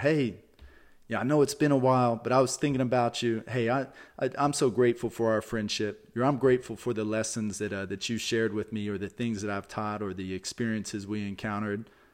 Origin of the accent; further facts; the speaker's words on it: Texas, United States; I'm from Texas. I grew up in Texas